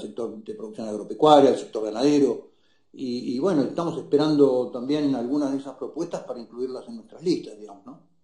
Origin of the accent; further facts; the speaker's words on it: Argentina; los argentinos hace décadas que no hablamos del largo plazo